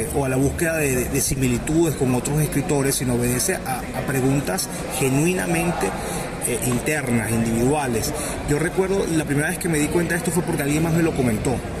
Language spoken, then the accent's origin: Spanish; Venezuela; este bagaje que uno ha tenido siendo venezolano